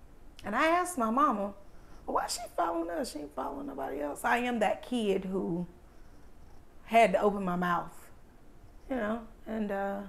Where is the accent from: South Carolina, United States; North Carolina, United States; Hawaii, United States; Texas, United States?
North Carolina, United States; New Bern; also born or lived in Greenville, North Carolina; I am from New Bern. Born from New Bern? Craven Regional Medical Center. Before it was even Carolina East. Grew up here. My family stayed here. We moved to Greenville, and I graduated high school from Rose. Went to East Carolina. Never have I lived anywhere other than Eastern North Carolina.